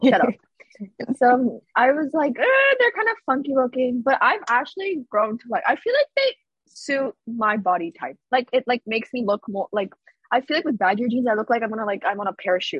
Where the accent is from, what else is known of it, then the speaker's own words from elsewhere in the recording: Pakistan; I was like, "No, I'm from Pakistan." She's like, "Oh, I have a friend who's Persian and you have the same accent as her."